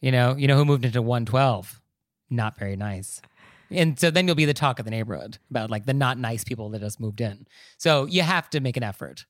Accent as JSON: {"language": "English", "town": "New York City", "region": "New York", "country": "United States", "said": "as a New Yorker"}